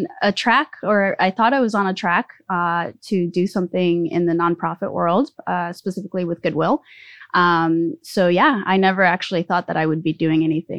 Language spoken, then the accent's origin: English; California, United States; also born or lived in Mexico City, Mexico; So I was born in Mexico City. I moved to the U.S. at the age of 7. We moved to Southern California, and have lived in 3 different states since then and many cities, and ended up here in Sacramento.